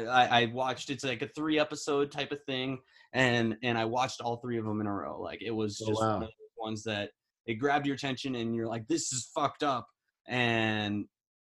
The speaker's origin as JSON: {"language": "English", "region": "Midwest", "country": "United States", "moved": "yes", "said": "I'm from the Midwest originally."}